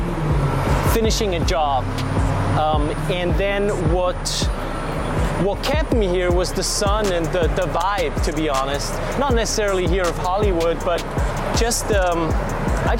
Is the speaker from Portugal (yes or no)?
no; Switzerland; English is a second language; moved away as an adult; also born or lived in London, United Kingdom; now in Los Angeles, United States; originally, you know, I'm from Switzerland, and my dad's Italian, my mom is Swiss. I grew up there